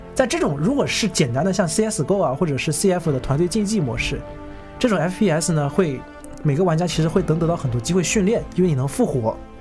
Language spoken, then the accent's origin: Chinese; Shenzhen, Guangdong, China; 我是深圳人啊，我去过深圳的某些网吧